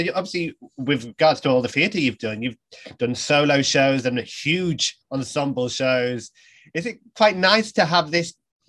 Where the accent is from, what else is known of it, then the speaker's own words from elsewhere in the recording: Yarm, North East England, United Kingdom; I'm from Yarm